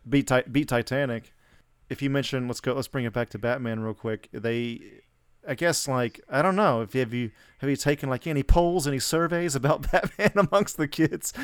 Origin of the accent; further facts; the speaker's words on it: Atlanta, Georgia, United States; moved away; I'm from Atlanta originally